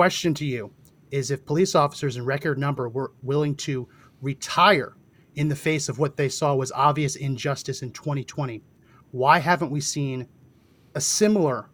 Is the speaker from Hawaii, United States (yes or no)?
no; New Jersey, United States; I grew up in New Jersey, so I've spent tons of time in New York City